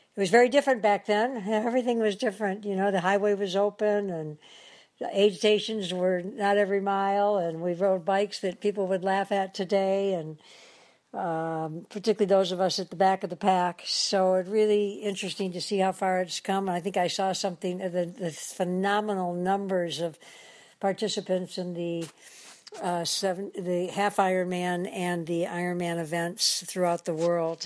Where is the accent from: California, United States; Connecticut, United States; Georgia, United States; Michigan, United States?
Michigan, United States; Detroit; moved away as an adult; now in Hawaii, United States; Detroit, my hometown